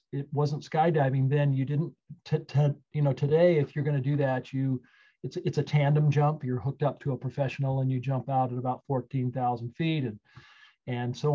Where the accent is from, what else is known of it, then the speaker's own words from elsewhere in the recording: Napa, California, United States; I grew up in Napa, California, on a ranch, actually